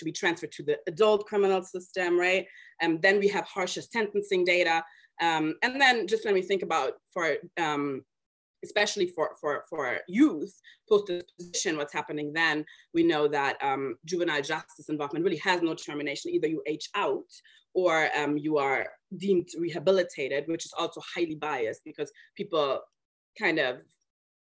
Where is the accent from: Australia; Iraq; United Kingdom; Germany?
Germany; moved away; I was born and raised in Germany to immigrant parents from Mali